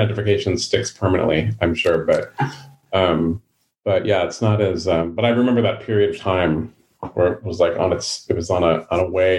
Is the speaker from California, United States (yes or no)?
yes; San Francisco, California, United States; born or raised there